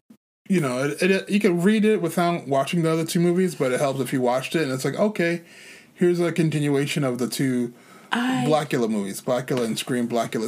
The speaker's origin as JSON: {"language": "English", "region": "New York", "country": "United States", "said": "I'm from New York."}